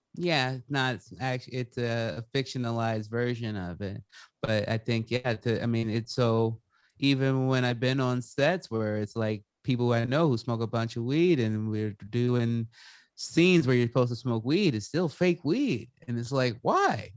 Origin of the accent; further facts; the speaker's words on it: Salem, Oregon, United States; I was growing up in the Pacific Northwest. I was in Salem, Oregon at the time.